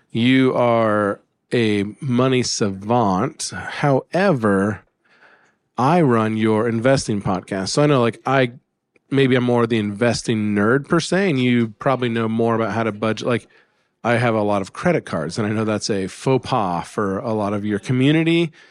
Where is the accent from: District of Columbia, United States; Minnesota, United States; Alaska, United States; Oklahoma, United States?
Alaska, United States; I grew up in Alaska